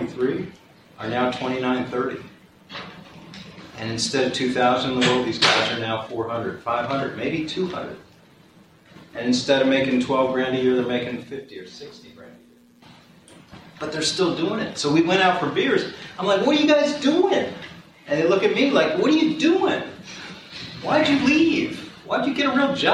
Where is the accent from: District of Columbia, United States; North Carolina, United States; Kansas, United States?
District of Columbia, United States; Washington; I went home to Georgetown Law. I'm from Washington, D.C.